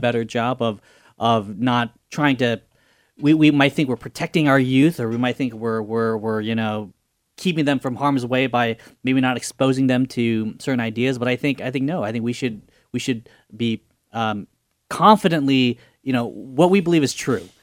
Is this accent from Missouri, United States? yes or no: no; Fresno, California, United States; I was born here in Fresno, California.